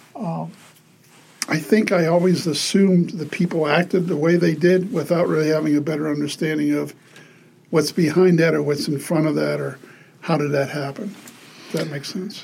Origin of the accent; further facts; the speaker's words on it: Pittsburgh, Pennsylvania, United States; I grew up in Pittsburgh, Pennsylvania.